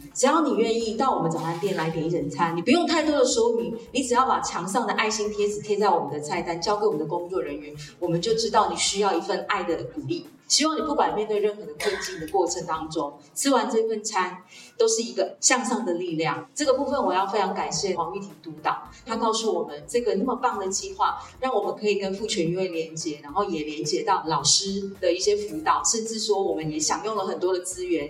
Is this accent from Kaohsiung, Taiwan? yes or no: no; Yunlin County, Taiwan; 我来自云林